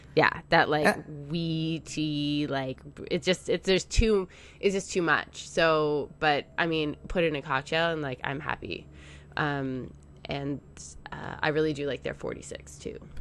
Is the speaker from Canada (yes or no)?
yes; Canada; I'm Canadian